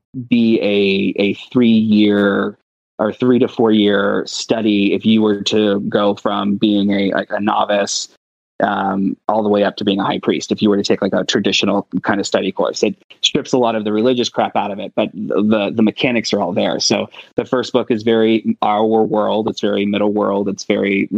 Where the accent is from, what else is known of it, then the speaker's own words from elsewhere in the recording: Brown County, Ohio, United States; We were very poor, growing up in Brown County, Ohio.